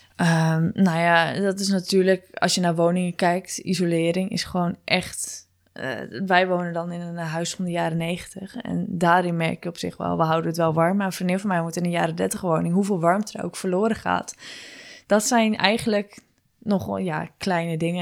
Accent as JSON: {"language": "Dutch", "town": "Gouda", "region": "South Holland", "country": "Netherlands", "said": "als ze nu horen dat ik uit Gouda kom"}